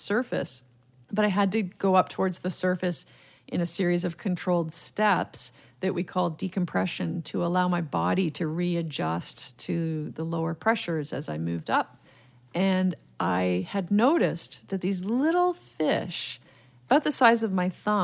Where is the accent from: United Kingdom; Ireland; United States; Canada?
Canada; Mississauga, Ontario; I grew up in Mississauga, and it actually wasn't even Mississauga, Ontario back then. It was a little town called Cooksville.